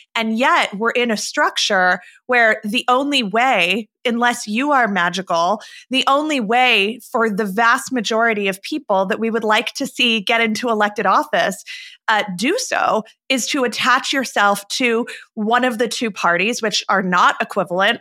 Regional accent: Arizona, United States; my home state of Arizona

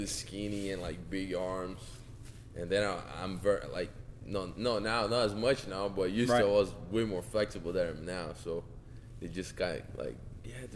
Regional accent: Salvador, Bahia, Brazil; English is a second language; moved away as an adult; now in Toledo, United States; I'm 24 years old, from Salvador, Bahia, Brazil. And, I'm black belt from Julio Cesar Pereira, GF team. And I started training in Salvador, my hometown.

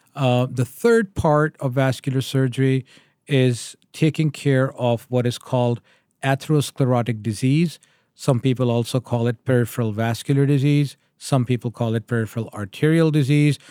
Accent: Pakistan; moved away as an adult; also born or lived in Connecticut, United States / Memphis, Tennessee, United States; now in Michigan, United States; I am originally from Pakistan. I moved to the U S in two thousand and two

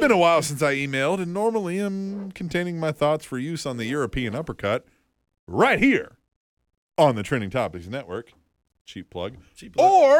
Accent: Scotland, United Kingdom; I'm Scottish. I need no help.

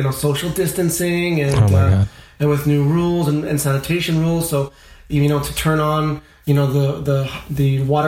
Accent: Montreal, Quebec, Canada; I'm from the West Island of Montreal. I'm a suburb boy

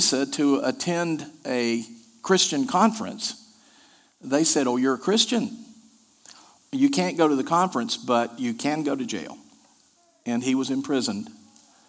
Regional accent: Asheville, North Carolina, United States; The church I grew up in Asheville, North Carolina

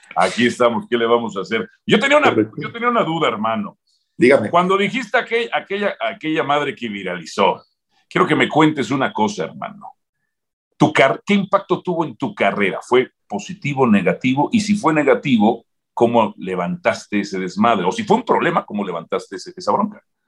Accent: Zacazonapan, State of Mexico, Mexico; Zacazonapan de mi pueblo

